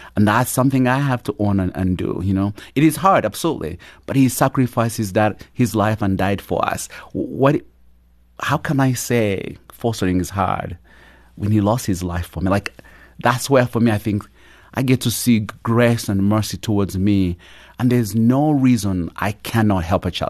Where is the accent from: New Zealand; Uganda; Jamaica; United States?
Uganda; born or raised there; moved away